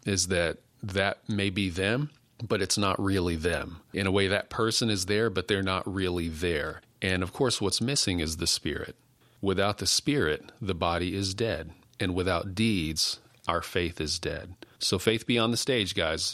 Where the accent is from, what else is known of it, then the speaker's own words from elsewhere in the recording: West Texas, United States; also born or lived in Odessa, Texas / Pecos, Texas / Fort Stockton, Texas; now in Maypearl, Texas, United States; I'm a West Texas kid. I grew up in Odessa, Pecos, Fort Stockton